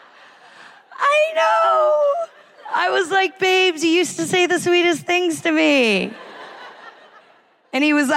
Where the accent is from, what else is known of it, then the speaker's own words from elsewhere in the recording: United States; now in United Kingdom; I love being an American, especially an American who lives in Britain